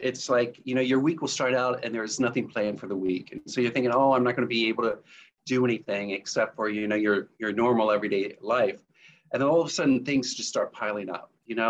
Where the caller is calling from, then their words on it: Kettering, Ohio, United States; I'm coming in from Kettering, Ohio, which is outside of Dayton, Ohio, in the U.S.